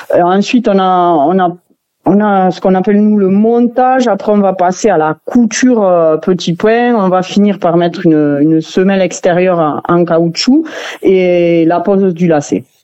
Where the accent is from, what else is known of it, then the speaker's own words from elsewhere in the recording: Saint-Laurent-de-Cerdans, Occitania, France; on est tous originaires de Saint-Laurent hein, dans l'atelier